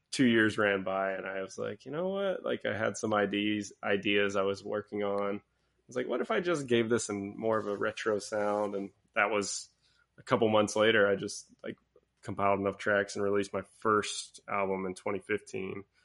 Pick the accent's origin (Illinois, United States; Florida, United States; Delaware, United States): Florida, United States; Pensacola; moved away; I grew up in Pensacola, Florida